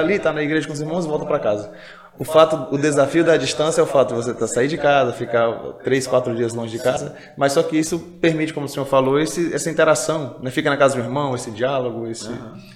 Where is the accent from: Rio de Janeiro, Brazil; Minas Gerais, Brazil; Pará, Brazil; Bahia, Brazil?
Pará, Brazil; Altamira; moved away as an adult; also born or lived in Paragominas, Pará / Macapá, Amapá / Paraíba; now in Brasília, Brazil; eu nasci em Paragominas e fui para fui para Altamira, tinha 8 anos de idade